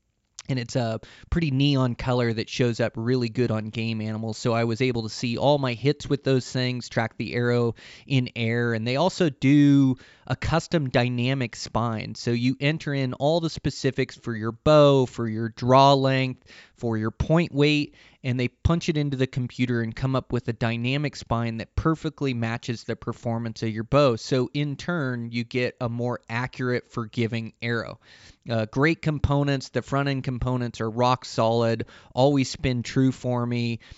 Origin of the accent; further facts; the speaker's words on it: Pacific Northwest, United States; it kind of comes from my roots as I come from the Pacific Northwest.